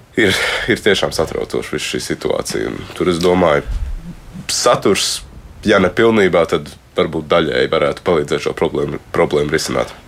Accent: Latvia; tomēr tā Latvija ar, visiem, ar visām problēmām, ar visiem trūkumiem, tomēr tā ir ir mana dzimtene

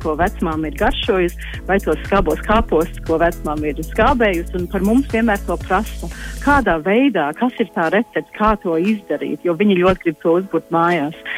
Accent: Australia; latvieši uzaugot Austrālijā

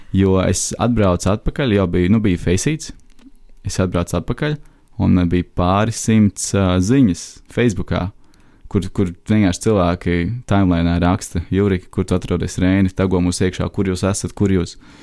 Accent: Latvia; mēs esam latvieši

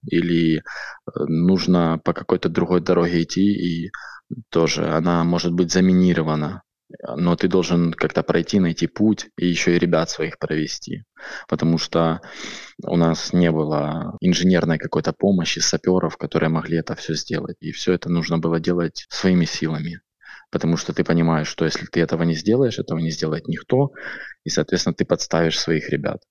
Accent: Chernihiv, Chernihiv Oblast, Ukraine; я сам из Чернигова, самый северный город Украины

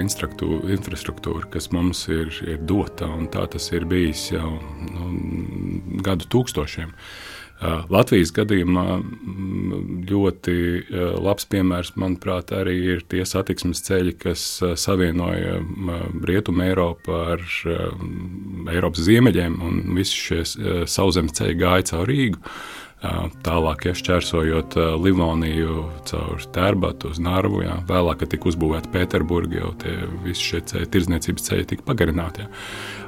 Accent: Riga, Latvia; also born or lived in Usma Lake, Courland; Esmu rīznieks. Es esmu dzimis, eh, dzimis Rīgā, mācījies Rīgā

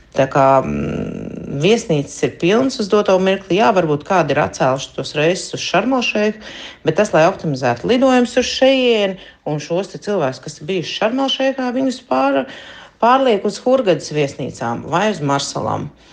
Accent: Latvia; now in Hurghada, Egypt; Mēs esam patstāvīgi latvieši, kas dzīvo šeit

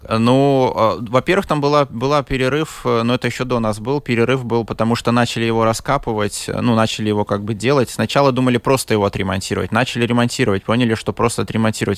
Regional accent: Liepāja, Kurzeme, Latvia; now in Riga, Latvia; Я рижанин. Ну, рижанин 20 лет вообще. Да. Родился в Лепое

